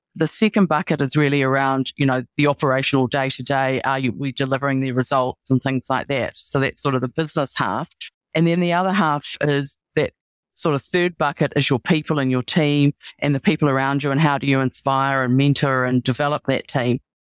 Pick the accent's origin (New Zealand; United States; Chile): New Zealand; also born or lived in Australia / Singapore; I'm a Kiwi